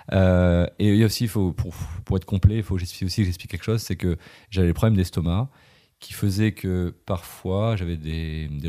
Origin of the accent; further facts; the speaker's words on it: Brittany, France; now in Lyon, France; Je ah vis à Lyon, mais je suis breton.